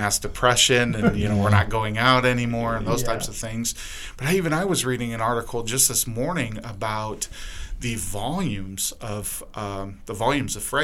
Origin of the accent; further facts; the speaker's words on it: Lorain, Ohio, United States; moved away; my mother, she's from where I grew up in Lorain. She still lives there